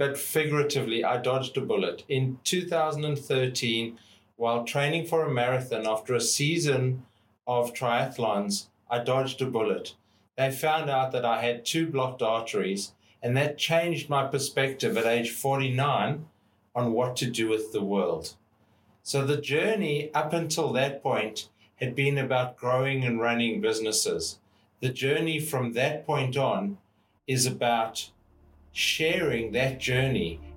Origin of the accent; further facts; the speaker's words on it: South Africa; moved away as an adult; now in Australia; growing up in South Africa as a white male in South Africa